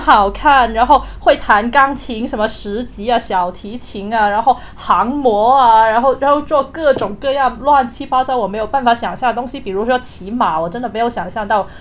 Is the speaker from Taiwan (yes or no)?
no; Guangzhou, Guangdong, China; 我从小一直生活在广州